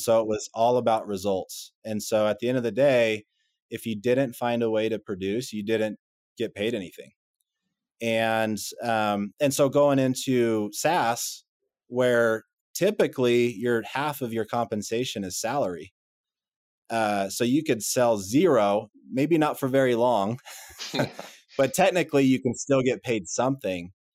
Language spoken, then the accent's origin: English; Texas, United States; moved away as an adult; also born or lived in Utah; I'm from Texas originally